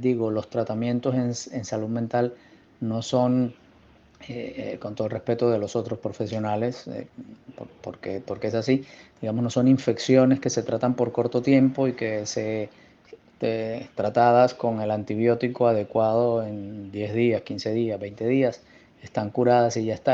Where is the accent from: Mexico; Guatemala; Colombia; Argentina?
Colombia; Barranquilla, Atlántico; moved away as an adult; yo soy barranquillero